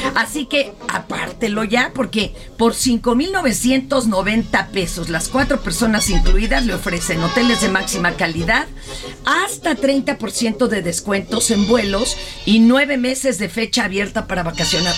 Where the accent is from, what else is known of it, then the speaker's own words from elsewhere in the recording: Mexico; somos mexicanos